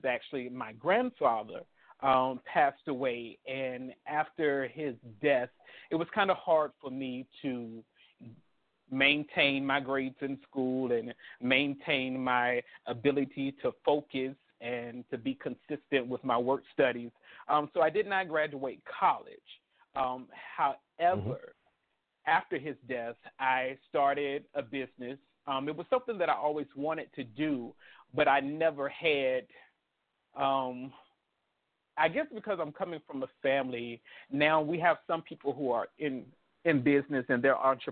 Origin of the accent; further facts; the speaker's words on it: Richmond, Virginia, United States; also born or lived in South Boston, Virginia / Halifax County, Virginia; I was born in South Boston, Virginia, raised in Richmond, Virginia.